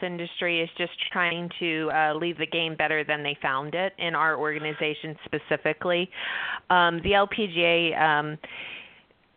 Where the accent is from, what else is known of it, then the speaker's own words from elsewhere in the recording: Philadelphia, Pennsylvania, United States; moved away; I am originally from Philadelphia